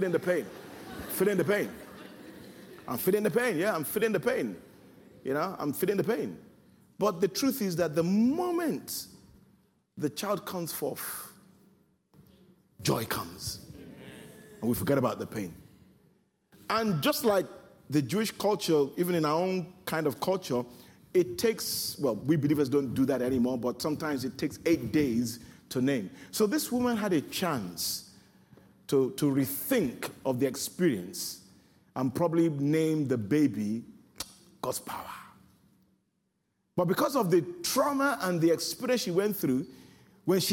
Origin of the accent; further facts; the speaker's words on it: Nigeria; the kind of background culture that I come from as a Nigerian